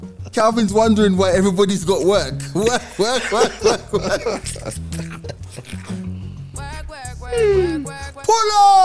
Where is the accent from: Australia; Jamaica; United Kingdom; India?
Jamaica; I'm Jamaican